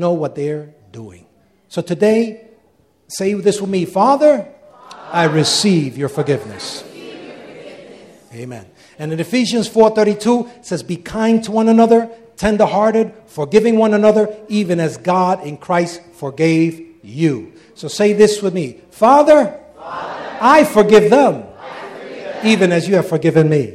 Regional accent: United States; Wherever we go, we're Americans, right? Isn't that true? Anywhere in the world, I can show that I'm an American.

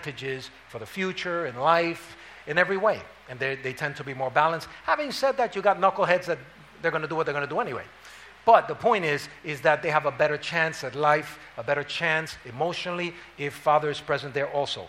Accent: New York City, New York, United States; I was raised up in Harlem.

